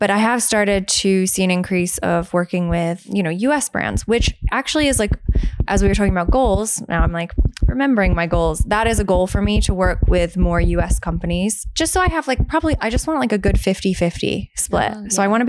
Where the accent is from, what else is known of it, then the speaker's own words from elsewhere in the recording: United States; moved away as an adult; now in United Kingdom; I was obviously from America.